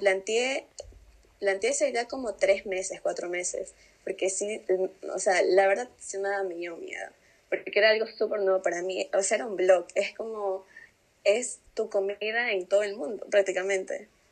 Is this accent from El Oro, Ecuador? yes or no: yes; Pasaje, El Oro, Ecuador; yo soy de Pasaje del Oro